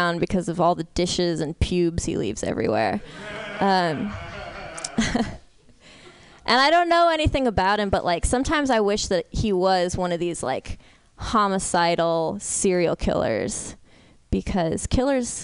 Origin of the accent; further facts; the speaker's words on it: San Francisco, California, United States; I'm from San Francisco.